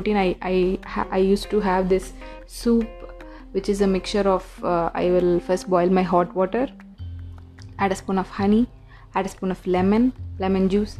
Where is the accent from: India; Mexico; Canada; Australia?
India; Being an Indian